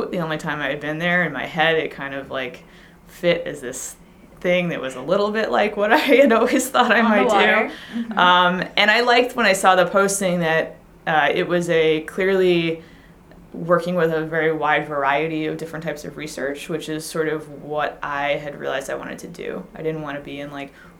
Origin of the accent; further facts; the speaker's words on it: Long Island, New York, United States; I grew up on Long Island